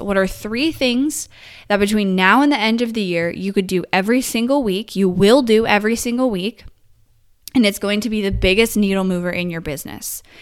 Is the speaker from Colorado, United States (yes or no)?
no; Northern California, United States; moved away as an adult; now in Texas, United States; I grew up in Northern California my whole life